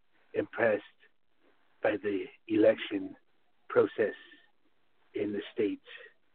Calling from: Moncton, New Brunswick, Canada; I'm calling from Moncton in Canada.

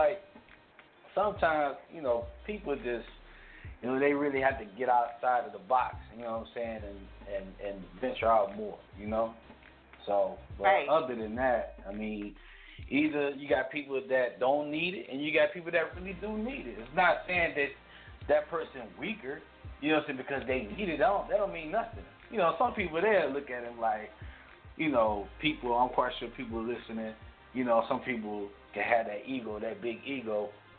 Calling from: Detroit, Michigan, United States; Calling from Detroit, Michigan.

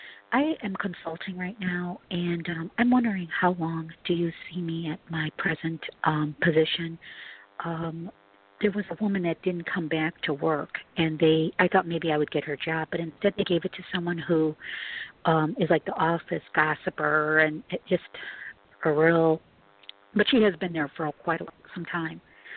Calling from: Chicago, Illinois, United States; I'm calling from Chicago.

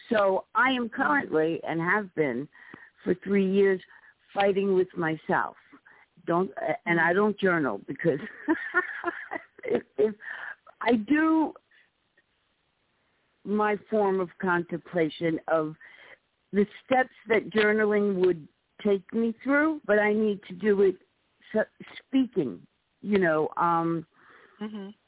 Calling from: New York City, New York, United States; I'm calling from the Bronx, New York.

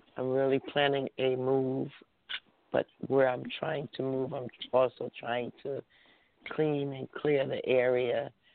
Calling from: New Jersey, United States; I'm calling from New Jersey

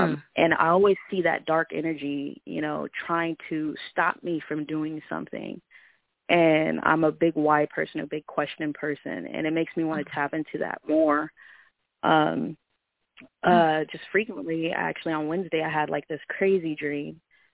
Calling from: Vancouver, Washington, United States; Vancouver, Washington, but the area code is Portland, Oregon.

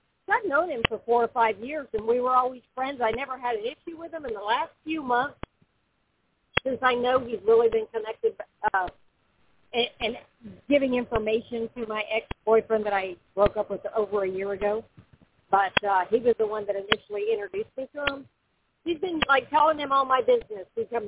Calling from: Florida, United States; Oh, I'm sorry. I'm in Florida.

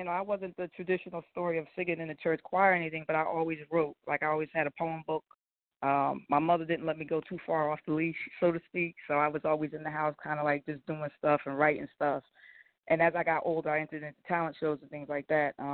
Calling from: New Jersey, United States; Now, New uh, Jersey

